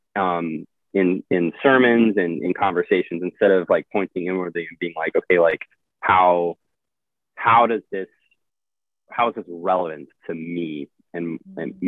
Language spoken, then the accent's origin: English; Midwest, United States; moved away as an adult; also born or lived in Illinois; now in Arizona, United States; the culture I grew up in in the Midwest